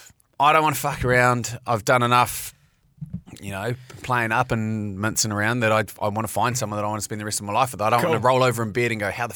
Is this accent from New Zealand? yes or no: yes; Mount Maunganui, Bay of Plenty, New Zealand; moved away as an adult; now in Auckland, New Zealand; Like, I'm being from the Mount.